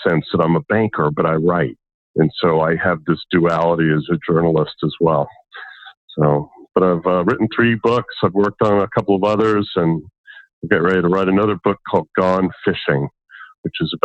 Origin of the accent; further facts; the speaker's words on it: Washington, District of Columbia, United States; I grew up in Washington, D.C.